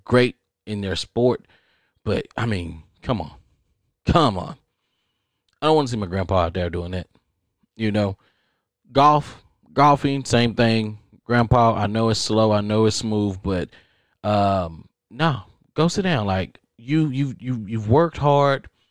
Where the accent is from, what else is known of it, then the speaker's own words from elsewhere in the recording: Texas, United States; I'm from Texas.